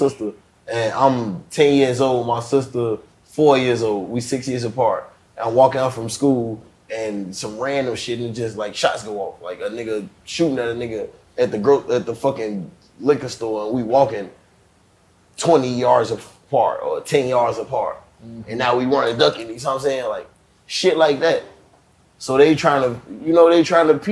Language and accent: English; Chicago, Illinois, United States; I'm from St. Knife and Essence. This is on 78th and Racine